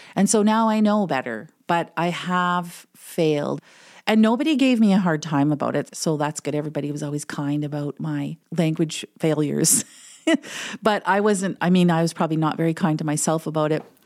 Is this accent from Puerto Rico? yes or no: no; Manitou Rapids, Ontario, Canada; first language English; moved away as an adult; also born or lived in Winnipeg; now in Selkirk, Canada; I'm actually from Manitoba with the gong. First Nation in Ontario, which is, um, Manitou Rapids